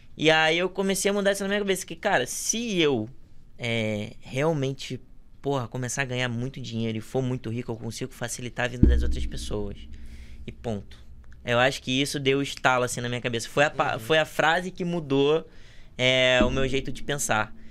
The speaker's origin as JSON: {"language": "Portuguese", "country": "Brazil", "said": "eu sou da Zona Oeste"}